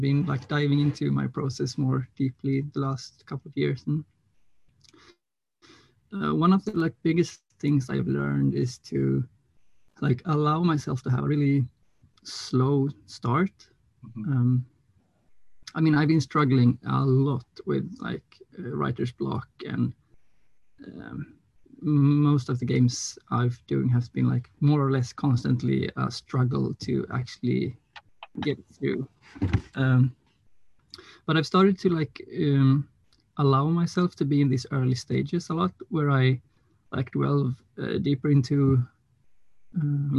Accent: Gothenburg, Västra Götaland, Sweden; I'm from Gothenburg, Swedish West Coast.

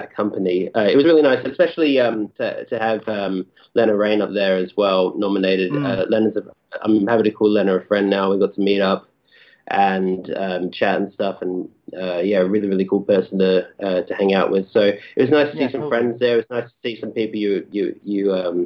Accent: Perth, Western Australia, Australia; also born or lived in Melbourne; now in London, United Kingdom; I'm not from Melbourne originally, I'm from Perth originally.

